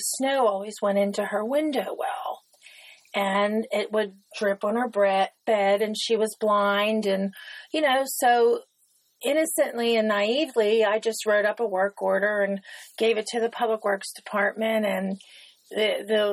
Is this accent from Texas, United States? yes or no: no; Etna, Pennsylvania, United States; I grew up in Etna. I was born, raised there, so I've been there my whole life.